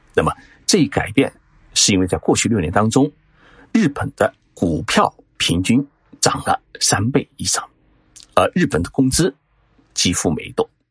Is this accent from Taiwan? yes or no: no; China; 我们中国